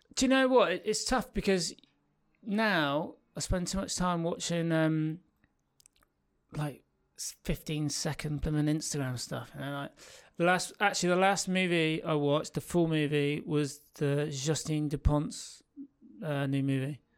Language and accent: English; North Devon, South West England, United Kingdom; growing up in North Devon